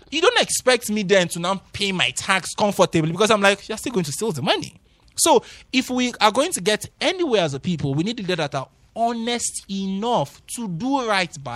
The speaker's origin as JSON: {"language": "English", "country": "Nigeria", "said": "me now as a Nigerian, mm. honestly, to believe a government that wants to take eight hundred million dollars for what?"}